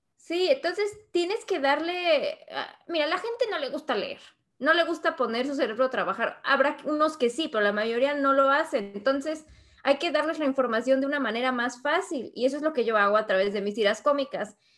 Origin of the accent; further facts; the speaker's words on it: Mexico; moved away as an adult; also born or lived in Spain; now in United States; soy de México soy ilustradora